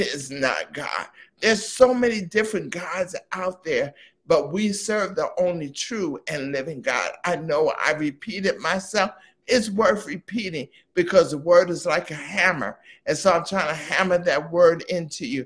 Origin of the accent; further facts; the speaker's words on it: East Coast, United States; I'm from the East Coast